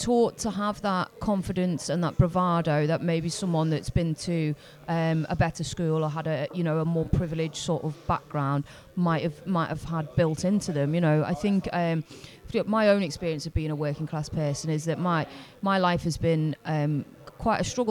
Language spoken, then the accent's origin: English; Liverpool, North West England, United Kingdom; being a working class person growing up in Liverpool